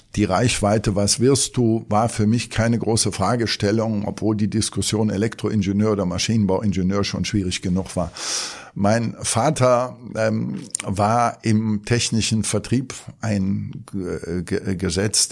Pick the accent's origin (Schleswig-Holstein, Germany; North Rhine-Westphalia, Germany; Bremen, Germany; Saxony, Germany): North Rhine-Westphalia, Germany; Cologne; Ich bin geborener Kölner und bin auch im Vorort von Köln aufgewachsen